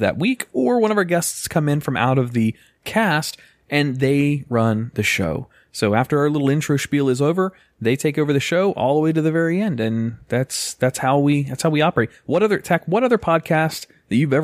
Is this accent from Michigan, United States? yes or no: no; North Carolina, United States; I grew up in North Carolina, and we lived kind of on a farm and kind of not